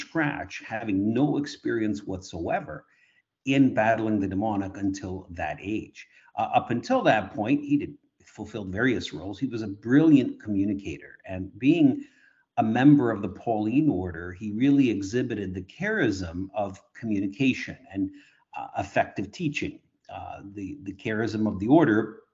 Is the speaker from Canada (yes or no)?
yes; Kitchener, Ontario, Canada; I was born in Kitchener, Ontario.